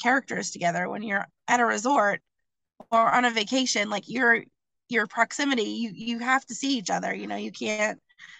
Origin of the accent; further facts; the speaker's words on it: Dartmouth, Massachusetts, United States; My hometown of Dartmouth has this little village called Peyton Aram Village